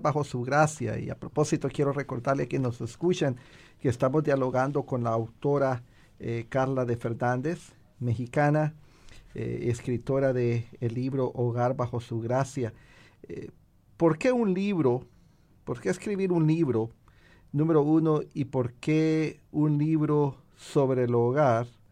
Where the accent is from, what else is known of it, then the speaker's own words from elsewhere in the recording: Honduras; now in United States; mi país natal, Honduras y también aquí en Estados Unidos